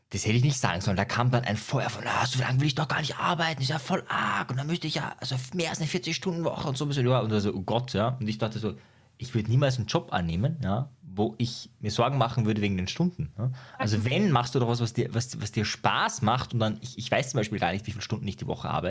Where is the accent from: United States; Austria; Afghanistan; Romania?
Austria; Ja, bei uns in Österreich gibt es ja Homeschooling sogar. Da ist das ja erlaubt, das ist ja bei euch illegal.